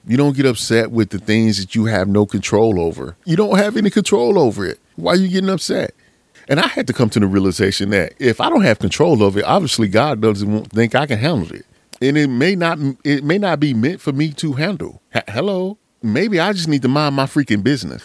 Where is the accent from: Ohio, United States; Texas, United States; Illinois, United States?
Texas, United States; Pittsburg; I remember when I was a young cat growing up in East Texas. Shout out to Pittsburgh, Texas